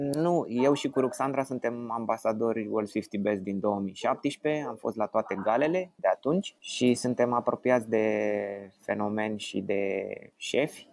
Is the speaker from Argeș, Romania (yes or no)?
no; Bucharest, Romania; copilăria mea este petrecută în București